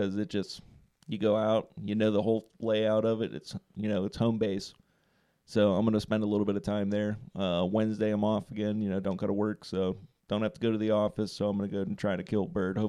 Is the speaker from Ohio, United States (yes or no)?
yes; Trumbull County, Ohio, United States; I'm hunting in my hometown.